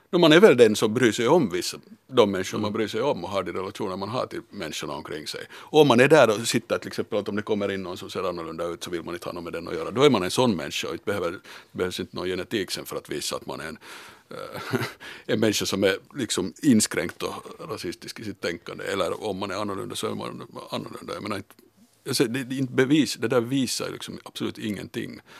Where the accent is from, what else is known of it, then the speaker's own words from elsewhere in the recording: Finland; tänker att jag är bara finne och ingenting annat